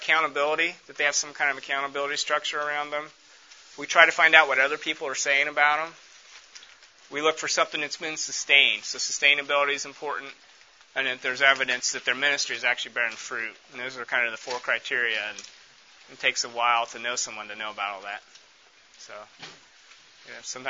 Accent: United States

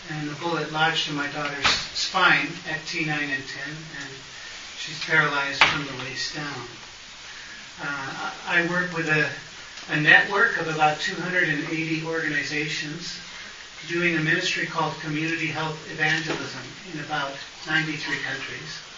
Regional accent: Hollywood, California, United States; born there; moved away; I was born in Hollywood, California. Didn't last there very long.

